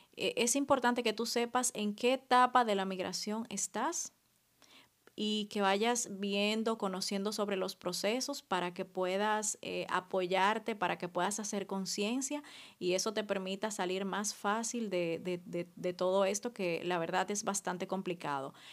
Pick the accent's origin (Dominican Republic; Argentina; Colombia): Dominican Republic; moved away as an adult; now in France; cuando vengo aquí me siento súper dominicana.